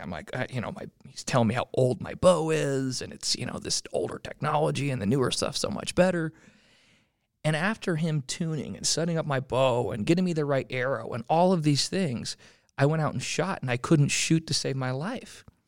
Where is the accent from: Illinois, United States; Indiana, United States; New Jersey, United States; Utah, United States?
Utah, United States; I grew up in Utah, still live in Utah.